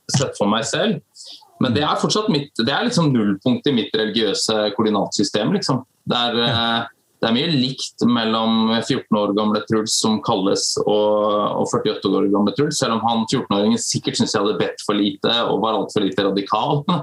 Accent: Skien, Telemark, Norway; also born or lived in Stavanger / United States; født og oppvokst i Skien, bor i Skien

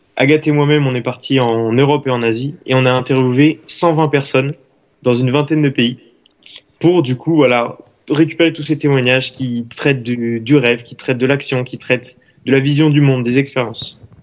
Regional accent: Saint-Médard-en-Jalles, Nouvelle-Aquitaine, France; moved away as an adult; now in Lyon, France; je viens de Saint-Médard-en-Jalde, du coup ben, en bordure de Bordeaux, et je suis étudiant actuellement à Lyon

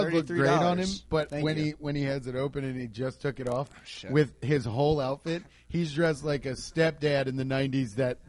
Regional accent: Mount Healthy, Ohio, United States; I am not from Coleraine. How dare you? From Mount Healthy.

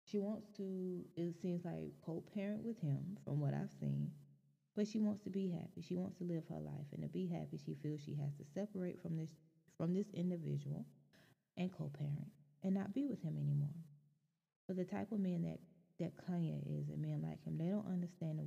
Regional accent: Anderson County, South Carolina, United States; this happened in my hometown

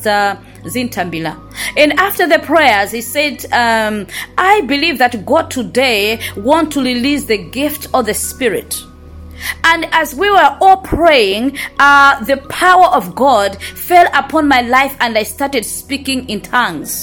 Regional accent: Malawi; I was born in Malawi, grew up in Malawi

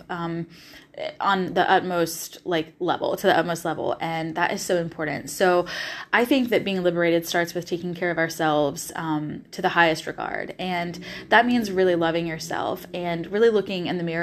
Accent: the South, United States; You're going to hear me say y'all a lot because I'm from the South originally, so y'all just sticks in my vocabulary and I love it.

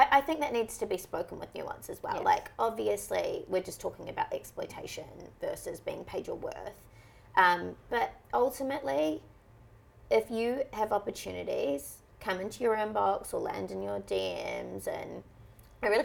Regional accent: New Zealand; New Zealand, you just want to be white because they have it the easiest.

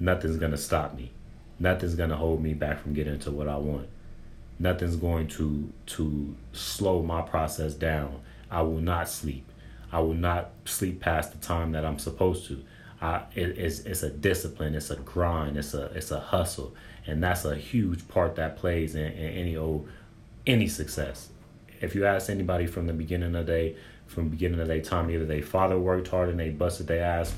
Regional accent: San Bernardino, California, United States; I'm from San Bernardino, California

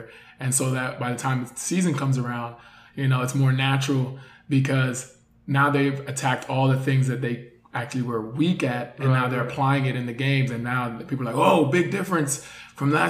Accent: Jamaica; also born or lived in New York, United States; now in Miami, United States; I'm Jamaican

